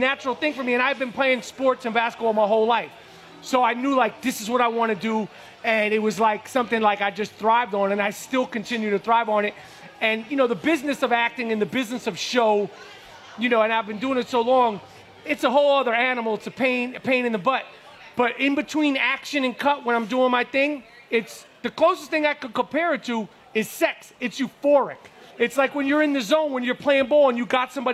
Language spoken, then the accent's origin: English; New York City, New York, United States; growing up in New York at that time, in the streets of New York